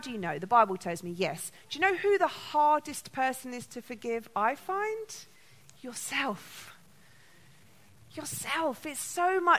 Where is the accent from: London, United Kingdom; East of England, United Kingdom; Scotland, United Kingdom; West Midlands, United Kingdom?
London, United Kingdom; I was born in London